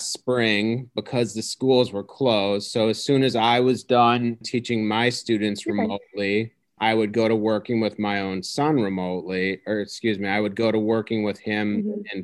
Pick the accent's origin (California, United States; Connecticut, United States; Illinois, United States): Illinois, United States; Homewood; born and raised in the Chicago suburbs. I grew up in a town called Homewood. So I've basically been in Illinois my whole life.